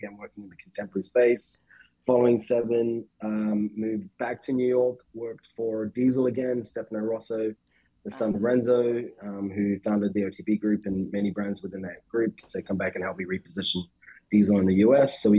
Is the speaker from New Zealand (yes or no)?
yes; New Zealand; moved away as an adult; also born or lived in England; now in United States; I grew up in New Zealand. I moved to England, in my early 20s after I finished school